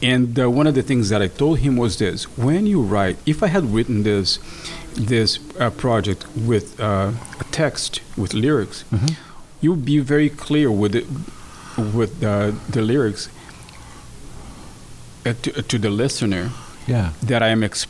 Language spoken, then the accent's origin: English; Brazil; moved away; my home country, Brazil.